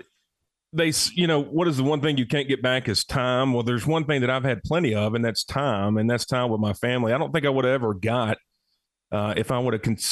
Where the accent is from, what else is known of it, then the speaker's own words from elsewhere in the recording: Cullman, Alabama, United States; Wallace State, a great community college here in my hometown.